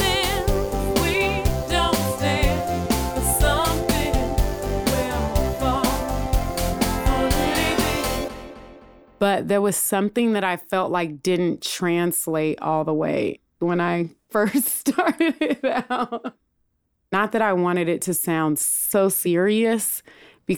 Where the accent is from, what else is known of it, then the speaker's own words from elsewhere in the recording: Oakland, California, United States; also born or lived in Berkeley, California; growing up in Oakland and Berkeley